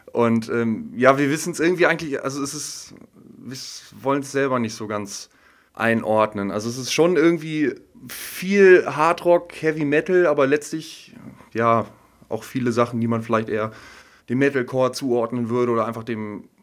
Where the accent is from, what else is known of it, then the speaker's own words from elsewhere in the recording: Deckbergen, Lower Saxony, Germany; ich spiele auch Gitarre, Rhythmus und ich komme aus Deckbergen. Ja, Rinteln zählt schon.